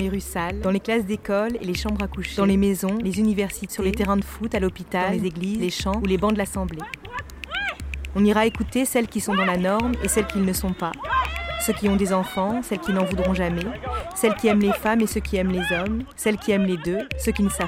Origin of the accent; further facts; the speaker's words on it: northern France, France; now in Paris, France; Je viens du nord de la France, d'un milieu privilégié. J'habite aujourd'hui à Paris, dans un quartier bobo.